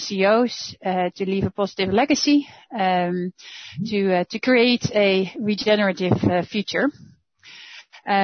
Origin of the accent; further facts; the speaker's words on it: Netherlands; moved away as an adult; now in Germany; I'm Dutch. I'm from the Netherlands.